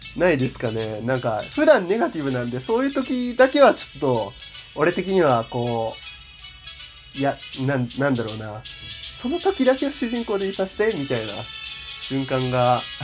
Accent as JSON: {"language": "Japanese", "region": "Yamaguchi", "country": "Japan", "tie": "born or raised there", "said": "一応山口県出身なので、ちょっとだけイントネーションがおかしかったりとか、ちょっと方言が出たりすることも多々あるのではないかなと思ってるので"}